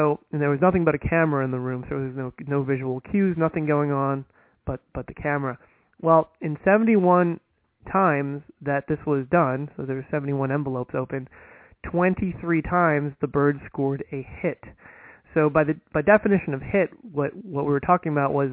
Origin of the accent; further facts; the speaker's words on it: United States; being an American